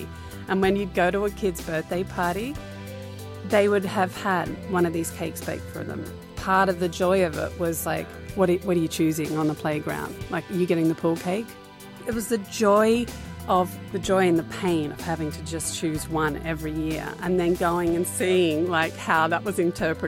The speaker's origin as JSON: {"language": "English", "country": "Australia", "tie": "born or raised there", "said": "I kind of grew up all around Australia. I was born in Newcastle, which is like 2 hours north of Sydney. Okay. And then we moved to Canberra. And then we went to the West Coast for 4 years. Yeah. And then back to Sydney."}